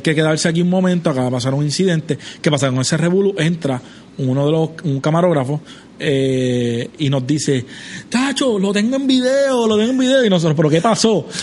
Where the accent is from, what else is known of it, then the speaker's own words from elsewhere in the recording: Trujillo Alto, Puerto Rico; yo soy de Trujillo Alto